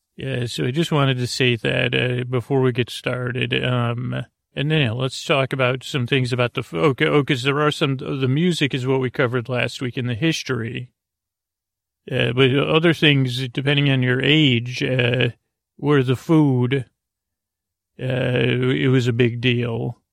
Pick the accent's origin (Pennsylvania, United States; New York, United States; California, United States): New York, United States; Syracuse; a child growing up in Syracuse, New York